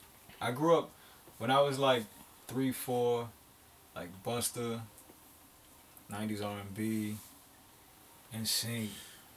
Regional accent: Newark, New Jersey, United States; also born or lived in Kentucky; growing up in Newark just turned me into a monster.

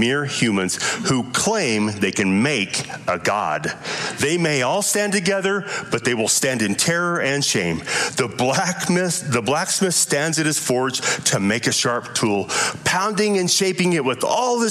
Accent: Lovell, Wyoming, United States; I grew up in Lovell, Wyoming, in a Mormon home

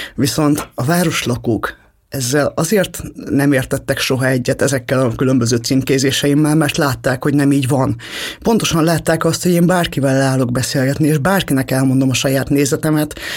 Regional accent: Hungary; mi mindannyian magyarok vagyunk

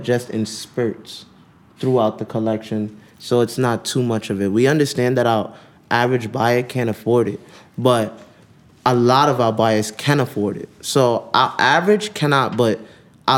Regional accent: New York City, New York, United States; I'm from New York

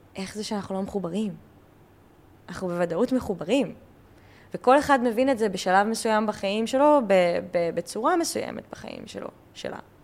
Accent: Israel; אני ישראלית, הייתי בצבא

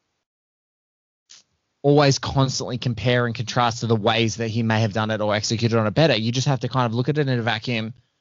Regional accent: Australia; as an Aussie

